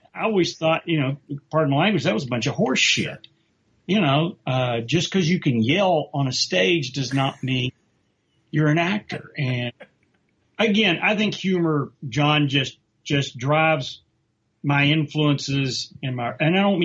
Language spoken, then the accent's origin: English; West Virginia, United States; I'm from West Virginia, which is the semi-South